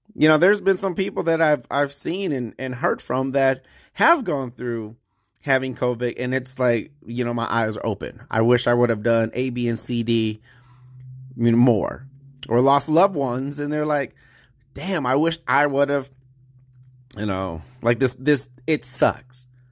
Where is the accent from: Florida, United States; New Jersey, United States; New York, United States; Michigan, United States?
Michigan, United States; Detroit; Growing up in Detroit